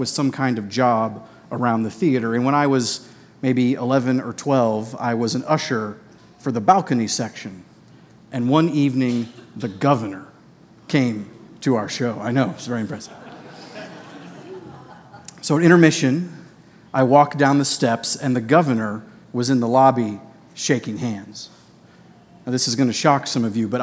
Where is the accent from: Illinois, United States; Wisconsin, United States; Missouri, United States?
Missouri, United States; Boonville; I grew up in Boonville, Missouri, a town of about 8,000 people near Columbia